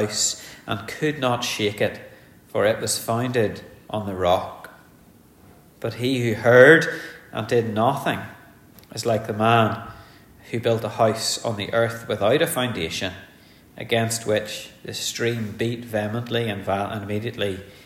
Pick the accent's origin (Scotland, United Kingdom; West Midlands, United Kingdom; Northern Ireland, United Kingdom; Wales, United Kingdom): Northern Ireland, United Kingdom; Ulster; born an Ulsterman